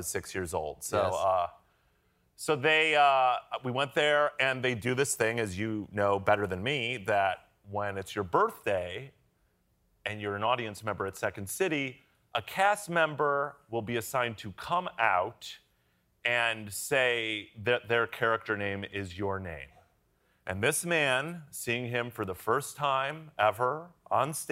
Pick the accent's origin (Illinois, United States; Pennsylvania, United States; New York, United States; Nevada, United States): Illinois, United States; Chicago; I'm from Chicago